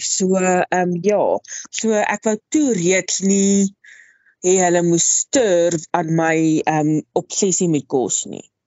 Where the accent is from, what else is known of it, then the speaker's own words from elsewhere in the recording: Wepener, Free State, South Africa; Ek het grootgeword in die klein dorpie Weppener in die Vrystaat. Ek is 'n Vrystater in murg en been.